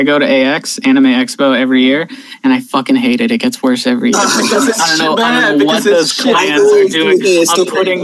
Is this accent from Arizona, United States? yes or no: no; California, United States; my home state of California